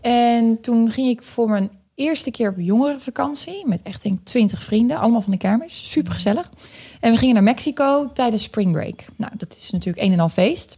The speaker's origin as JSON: {"language": "Dutch", "region": "Groningen", "country": "Netherlands", "tie": "born or raised there", "said": "ik ben eh, opgegroeid in Groningen. Dus ik ben een echt Groningse"}